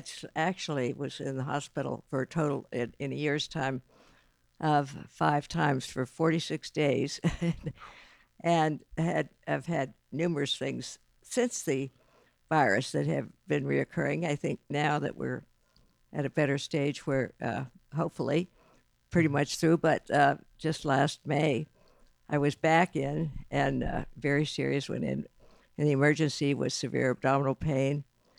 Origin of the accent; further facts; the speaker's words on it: northwestern Pennsylvania, United States; moved away as an adult; now in Westerville, United States; Originally from northwestern Pennsylvania. Really? Grew up on a farm there, yes.